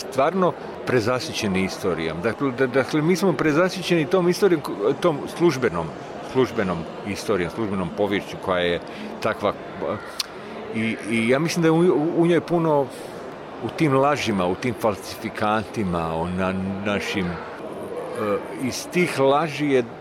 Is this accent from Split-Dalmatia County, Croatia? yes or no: yes; Split-Dalmatia County, Croatia; moved away; taj moj zavičaj iz kojeg ja dolazim, ovaj, kad je to, ono prešao iz, iz, iz turskih u, u, u, u mletačke ruke, da tu se napravila neka granica prema Hercegovini